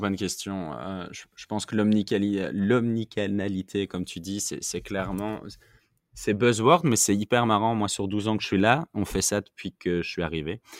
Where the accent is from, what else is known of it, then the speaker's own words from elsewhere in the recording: Belgium; je suis belge, en Belgique